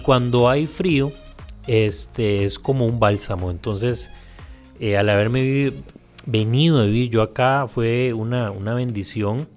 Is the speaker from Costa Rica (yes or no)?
yes; Puntarenas, Costa Rica; now in San José, Costa Rica; yo que soy de Punta Arenas, pese a que soy del puerto